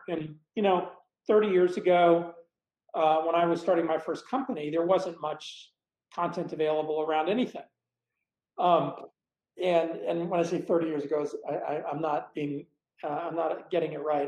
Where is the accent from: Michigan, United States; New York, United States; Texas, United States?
Texas, United States; Dallas; moved away as an adult; also born or lived in Blytheville, Arkansas / Boston, Massachusetts; now in Boulder, United States; from age three forward, I grew up in Dallas